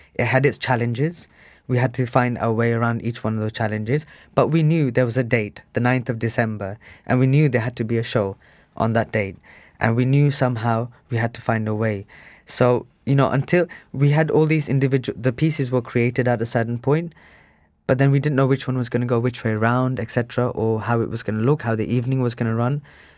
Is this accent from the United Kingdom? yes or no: yes; England, United Kingdom; growing up in England, a lot of the British Asians